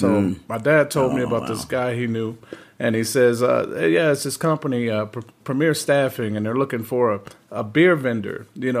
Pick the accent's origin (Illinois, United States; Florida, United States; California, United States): Illinois, United States; Chicago; moved away as an adult; now in Las Vegas, United States; I grew up on the south side of Chicago, this area called 111th and Sangamon.